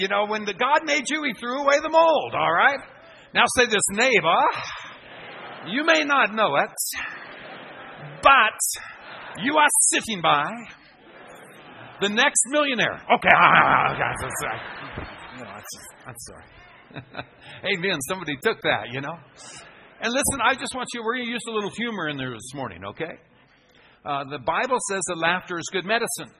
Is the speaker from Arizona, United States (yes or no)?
yes; Phoenix, Arizona, United States; I'm from Phoenix, Arizona in the United States